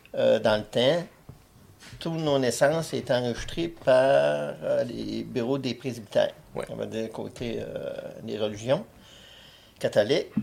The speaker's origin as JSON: {"language": "French", "town": "Barraute", "region": "Quebec", "country": "Canada", "tie": "born or raised there", "also_born_or_lived": "Chibougamau / Winnipeg / North Bay / Montreal", "moved": "as an adult", "said": "Je suis né à Barrault, totalement à Barrault"}